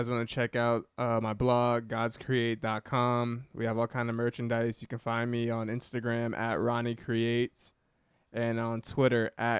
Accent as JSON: {"language": "English", "town": "New York City", "region": "New York", "country": "United States", "tie": "born or raised there", "also_born_or_lived": "Bronx, New York / New Jersey", "moved": "yes", "lives_now": "Florida, United States", "said": "I'm originally from New York City."}